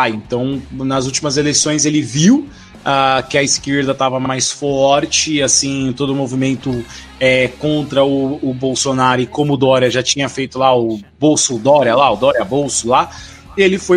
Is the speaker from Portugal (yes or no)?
no; São Paulo, Brazil; a gente como paulistano.